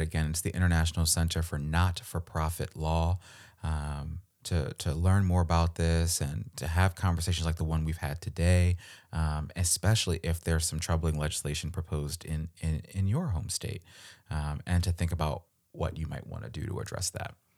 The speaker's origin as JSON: {"language": "English", "region": "Maryland", "country": "United States", "said": "I'm from Maryland. We live in Maryland. You know, this is, this is home for us"}